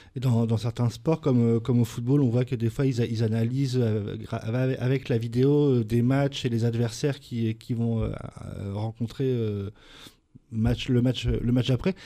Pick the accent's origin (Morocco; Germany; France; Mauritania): France; chez nous, en France